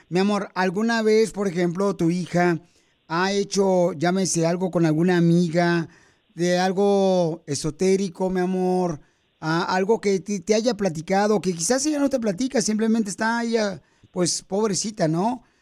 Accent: Tamaulipas, Mexico; now in Dallas, United States; Porque aquí venimos de Tamaulipas, a Dallas, Texas, Estados Unidos.

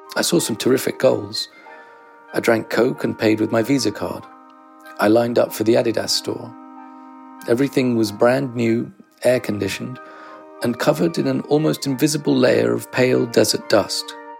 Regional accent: London, United Kingdom; I'm English. I grew up in London.

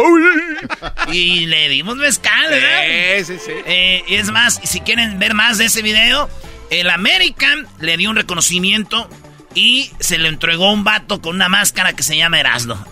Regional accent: Jiquilpan, Michoacán, Mexico; yo estaba en Jiquilpan, Michoacán, ahí donde yo nací

